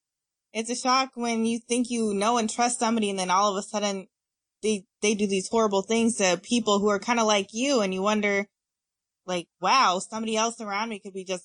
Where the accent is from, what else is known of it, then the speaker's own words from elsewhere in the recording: Indianapolis, Indiana, United States; I am from Indianapolis, Indiana, born and raised.